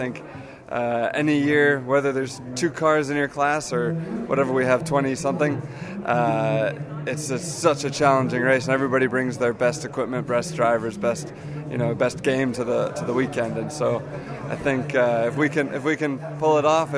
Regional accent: United States; an American who races full time in a different championship

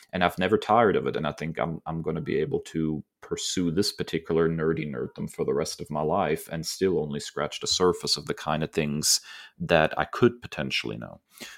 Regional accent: Germany; now in United States; I grew up in Germany and it seemed to be a part of my heritage that I was trying to connect with, you know, my father being originally from the United States.

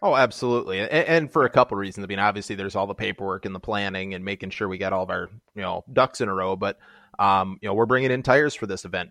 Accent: Minnesota, United States; I'm from Minnesota

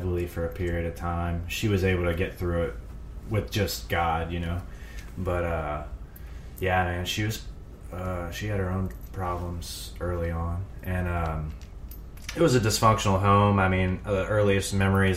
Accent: Zachary, Louisiana, United States; I was born in Zachary, Louisiana, about 40 miles north of Baton Rouge, in a trailer park with my dad

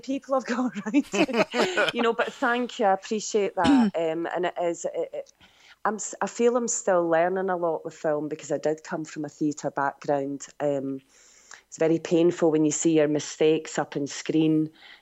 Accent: Scotland, United Kingdom; growing up in Scotland

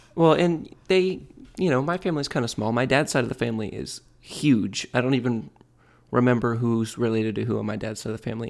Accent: Michigan, United States; now in Florida, United States; I grew up in Michigan

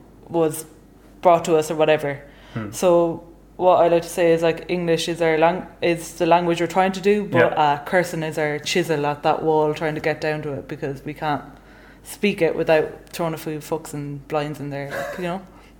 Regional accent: Ballinasloe, Connacht, Ireland; accent: Midlands; So I'm from Banisloe. It's in Galway in the west of Ireland. But Banisloe is kind of like East Galway. So we're basically more or less straight in the middle of Ireland. So it's quite a Midlands accent, I would say, I have.

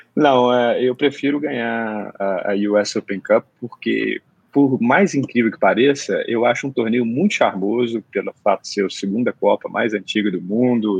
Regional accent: Belo Horizonte, Minas Gerais, Brazil; Pra gente mineiro de Belo Horizonte

